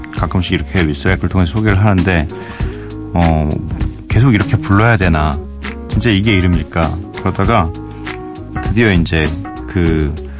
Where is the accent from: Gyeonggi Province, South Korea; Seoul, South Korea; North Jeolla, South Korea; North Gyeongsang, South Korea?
Seoul, South Korea; also born or lived in Geumdang-do (Geogeumdo), Goheung, South Jeolla; 거기가 이제 제 고향 뭐 그렇다고 제가 거기서 뭐 흙 먹고 막 자라고 이러진 않았습니다. 전 태어나서 태어나서 뭐 이렇게 아무것도 모를 때 올라왔어요 서울로 거의 거의 대부분 서울 사람인데